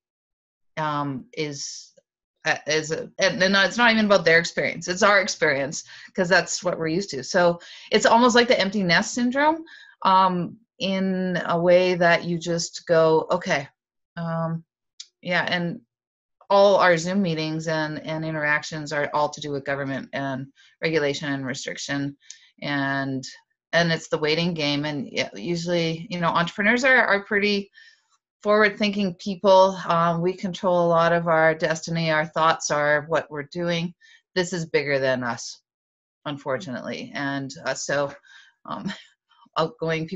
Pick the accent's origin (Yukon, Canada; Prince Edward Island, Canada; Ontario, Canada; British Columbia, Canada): Yukon, Canada; also born or lived in Northwest Territories; I'm a lifelong Yukoner. I'm originally from Northwest Territories